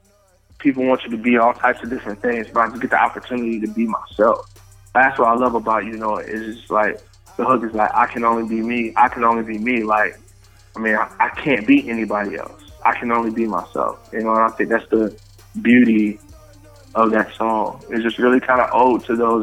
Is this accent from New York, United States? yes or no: no; Columbia, Tennessee, United States; also born or lived in Pontiac, Michigan; I'm from Pontiac, Michigan. I grew up in Columbia, Tennessee.